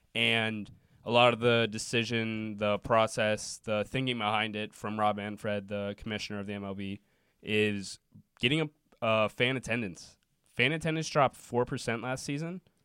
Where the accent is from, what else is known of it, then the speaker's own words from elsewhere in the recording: Cincinnati, Ohio, United States; I'm from Cincinnati